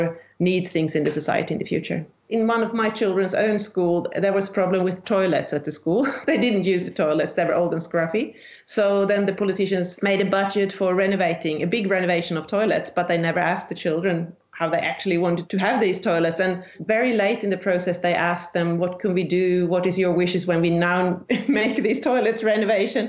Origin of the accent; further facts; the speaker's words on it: southern Sweden, Sweden; I'm from Sweden, the southern part of Sweden.